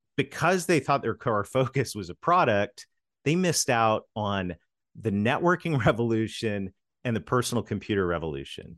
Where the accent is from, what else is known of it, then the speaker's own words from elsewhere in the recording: Canada; moved away; in my home country of Canada, this strange accent you hear, I'm a Canadian kid that married a Southern girl